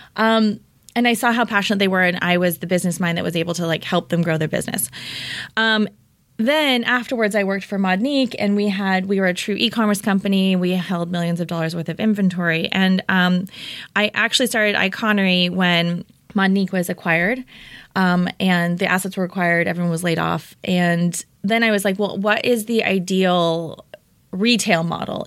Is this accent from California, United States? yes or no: yes; Orange County, California, United States; also born or lived in Denver, Colorado / Bay Area; now in Los Angeles, United States; raised in Orange County